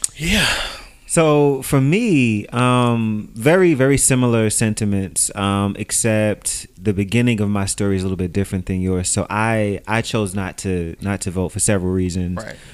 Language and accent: English; New York City, New York, United States; I'm from New York